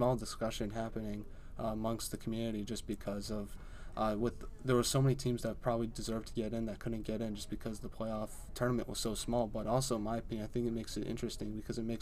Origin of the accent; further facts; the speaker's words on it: Central Massachusetts, United States; I'm from Central Mass